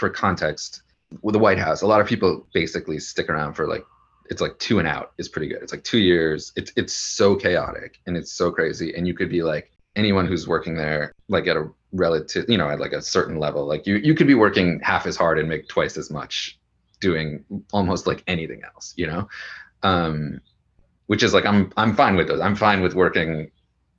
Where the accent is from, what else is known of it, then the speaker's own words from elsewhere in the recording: Wisconsin, United States; moved away; also born or lived in Washington, D.C.; I'm from Wisconsin.